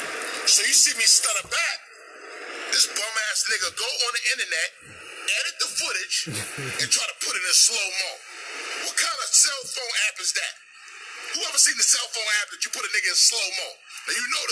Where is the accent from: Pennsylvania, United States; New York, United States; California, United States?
New York, United States; New York City; I'm from Brooklyn, New York. Amboy, Blake and Sutter, Brownsville, born and raised.